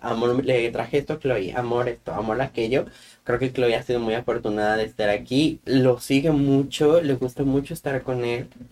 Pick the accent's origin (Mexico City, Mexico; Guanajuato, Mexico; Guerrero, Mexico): Guanajuato, Mexico; moved away; yo soy de Guanajuato, de un lugar muy bonito en Guanajuato.